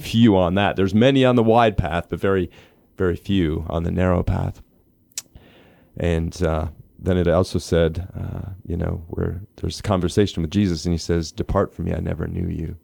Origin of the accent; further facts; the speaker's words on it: Minnesota, United States; I grew up in Minnesota